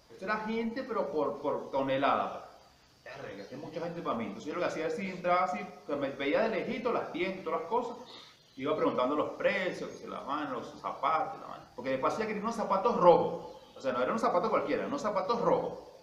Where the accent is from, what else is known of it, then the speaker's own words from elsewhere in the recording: Venezuela; como todo un venezolano